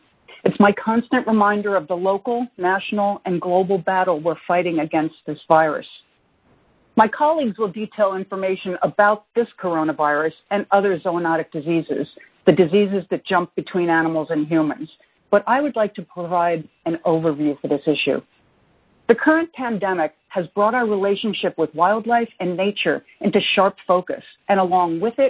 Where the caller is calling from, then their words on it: New York, United States; I'm calling in from the New York metropolitan area, which is the nation's COVID-19 epicenter.